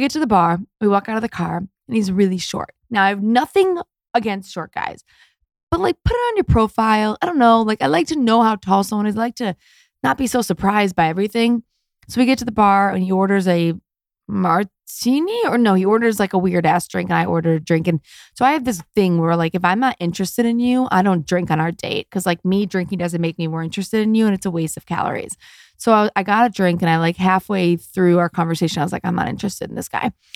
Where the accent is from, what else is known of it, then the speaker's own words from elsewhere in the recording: Detroit, Michigan, United States; now in Los Angeles, United States; I'm from America and I'm a Jewish girl from Detroit